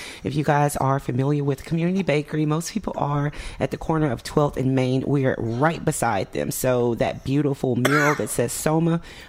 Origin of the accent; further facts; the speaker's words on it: East Coast, United States; also born or lived in Mississippi / New Jersey / New York / Florida; I was born in Mississippi, but I was raised mostly on the East Coast. I lived in New Jersey, New York. I lived in Florida before I moved here, North Carolina.